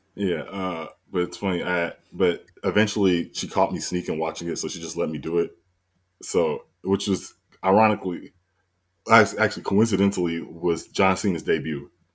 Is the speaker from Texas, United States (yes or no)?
no; south suburbs of Chicago, Illinois, United States; I'm from, you know, right outside Chicago, the south suburbs